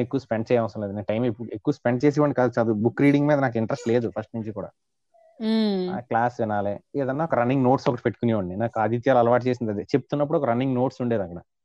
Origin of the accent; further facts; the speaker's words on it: Kakinada, Andhra Pradesh, India; also born or lived in Visakhapatnam; intermediate మా ఊరు కాకినాడ